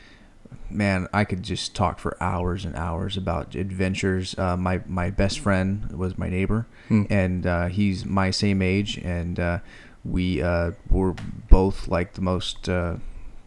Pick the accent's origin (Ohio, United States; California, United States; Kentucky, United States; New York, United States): California, United States; Modesto; also born or lived in Salida / Oakdale; my whole growing up was here in Modesto.